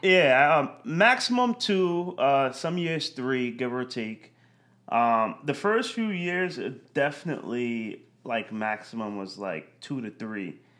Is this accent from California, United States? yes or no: no; Yonkers, New York, United States; I grew up in, right outside the city, Yonkers, New York